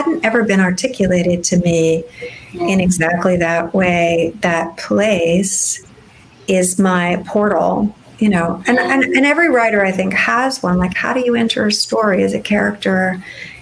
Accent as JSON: {"language": "English", "town": "Fresno", "region": "California", "country": "United States", "tie": "born or raised there", "said": "I grew up in California, but I grew up in a much less picturesque, shall we say, California. I grew up in the Cleveland of California, and it's called Fresno in the Central Valley"}